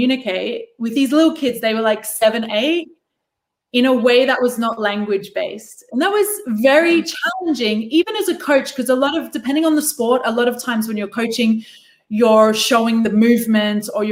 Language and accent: English; Australia; moved away; I grew up in Australia